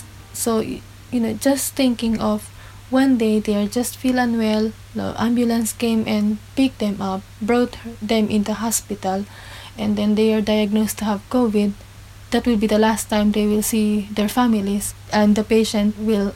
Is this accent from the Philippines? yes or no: yes; Philippines; moved away as an adult; now in Cornwall, United Kingdom; I'm from the Philippines.